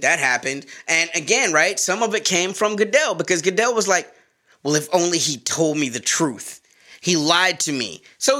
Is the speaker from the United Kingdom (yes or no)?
no; the South, United States; Bro, you're my cousin and I'm from the South. I gotta give my family something to do. You know, and we always had dogs down South.